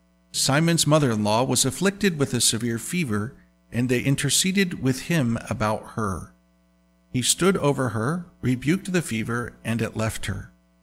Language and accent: English; Indiana, United States; moved away; also born or lived in New York; I never really cared for plants growing up in Indiana, working on farms